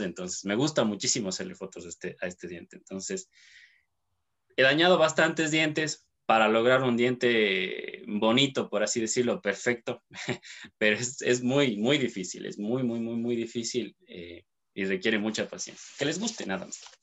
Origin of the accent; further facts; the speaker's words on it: Cuenca, Azuay, Ecuador; soy cuencano, eh, soy de Ecuador